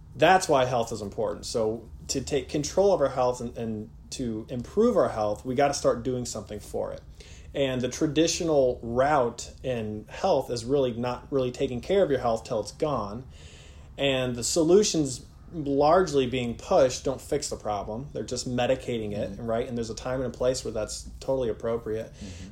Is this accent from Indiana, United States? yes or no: yes; Warsaw, Indiana, United States; also born or lived in West Virginia; I grew up here in Warsaw, went to Lakeland Christian Academy, went to school out in West Virginia, moved back here